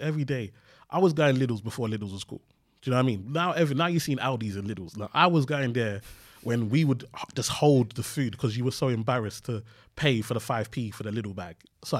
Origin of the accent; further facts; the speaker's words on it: Nigeria; I went to uni just because, obviously, being Nigerian, you have to go to university.